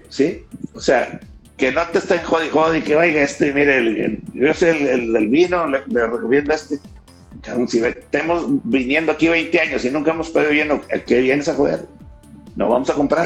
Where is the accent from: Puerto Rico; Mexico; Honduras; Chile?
Mexico; Monterrey, Nuevo León; Acá en los regios